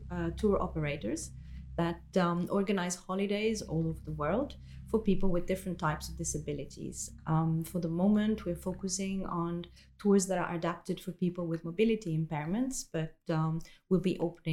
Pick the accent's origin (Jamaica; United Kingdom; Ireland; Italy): Italy; moved away as an adult; now in Belgium; I come from Italy, which is a country that is not as easy for a woman for multiple reasons.